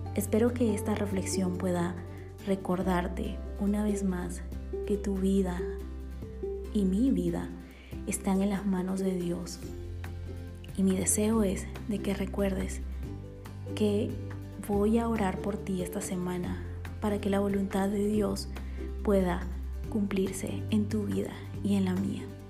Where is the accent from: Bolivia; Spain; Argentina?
Bolivia; born or raised there; now in Guatemala